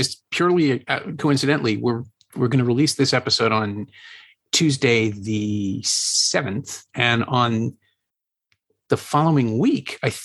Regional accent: Canada; also born or lived in Toronto; as a Canadian, and specifically a Toronto film critic

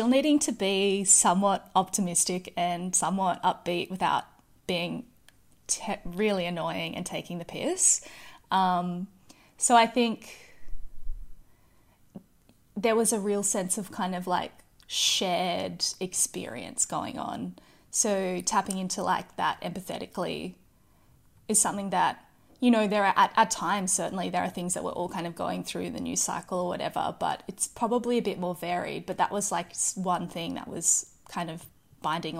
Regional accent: Mission Beach, Queensland, Australia; moved away; also born or lived in Ayr, Queensland; moved to a town called Misha Beach when I was four. And that's really where I spent like all of my childhood. And it's a place that I see as my hometown

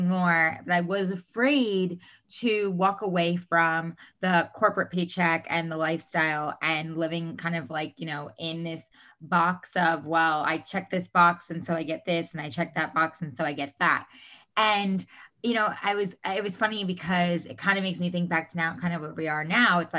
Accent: New York, United States; moved away as an adult; now in Los Angeles, United States; I am originally from New York. I moved out to Los Angeles, California, where I live now

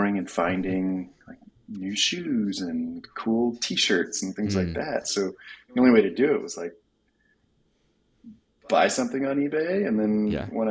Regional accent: Tucson, Arizona, United States; Grew up in Tucson, Arizona

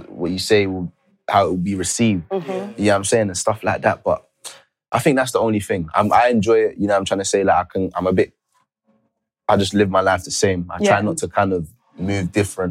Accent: Jamaica; I'm from Jamaica

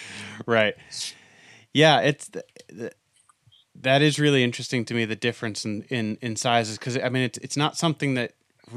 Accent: New England, United States; I'm from New England.

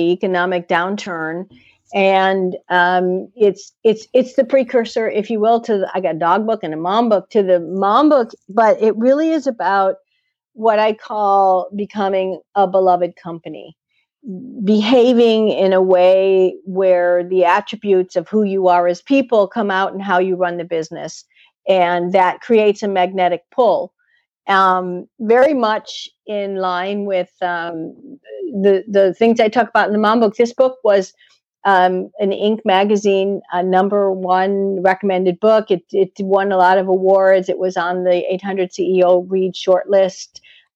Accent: Chicago, Illinois, United States; moved away; growing up in Chicago

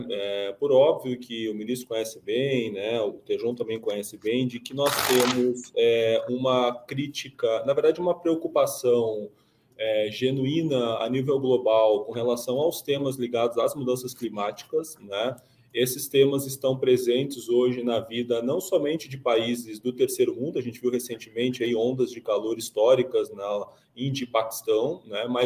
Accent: Gaúcho, Rio Grande do Sul, Brazil; como bom gaúcho

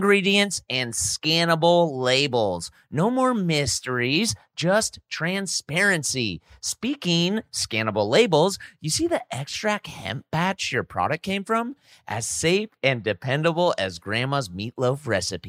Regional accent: the Bay Area, California, United States; I'm from the Bay

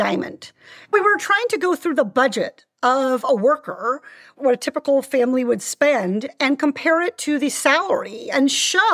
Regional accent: Iowa, United States; born or raised there; also born or lived in Orange County, California; now in California, United States

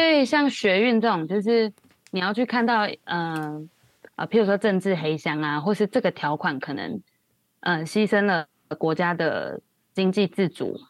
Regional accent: Taiwan; moved away as an adult; now in Hong Kong; 身为台湾人

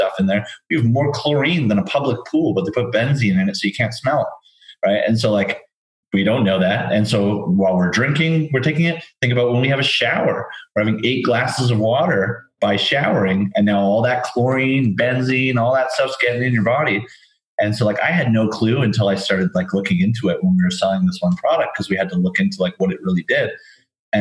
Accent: Vancouver, British Columbia, Canada; I'm Canadian. I'm from Vancouver

